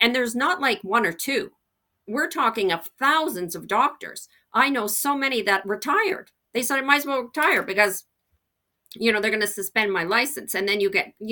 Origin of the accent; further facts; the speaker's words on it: Canada; as a Canadian